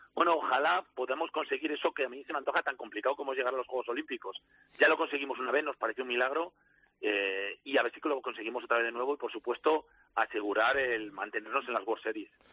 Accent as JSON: {"language": "Spanish", "town": "Valladolid", "region": "Castile and León", "country": "Spain", "said": "soy vallisoletano"}